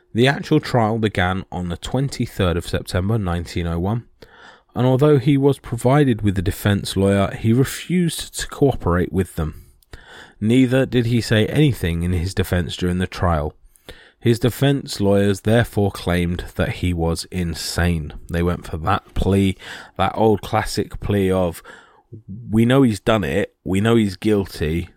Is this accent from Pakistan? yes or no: no; United Kingdom; this is being British